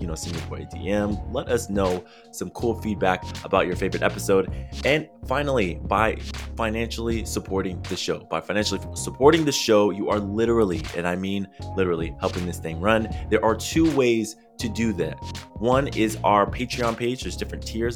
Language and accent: English; San Diego, California, United States; I'm, I'm originally from San Diego. I live in Southern California, and I grew up just a few minutes from the border